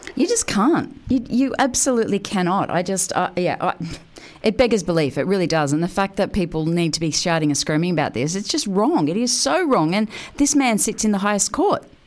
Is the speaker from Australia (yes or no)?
yes; Australia; one of the greatest things about being Australian is is our uh, our justice system